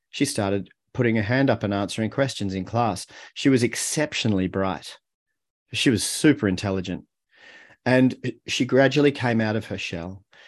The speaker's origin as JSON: {"language": "English", "town": "Melbourne", "region": "Victoria", "country": "Australia", "tie": "born or raised there", "also_born_or_lived": "Haarlem, Netherlands", "moved": "as an adult", "said": "we moved to Australia and, and I grew up in Melbourne."}